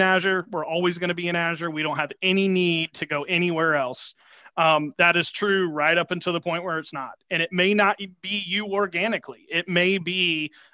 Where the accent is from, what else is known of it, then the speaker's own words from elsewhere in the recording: Georgia, United States; I'm from Georgia, so I'm a sweet tea guy.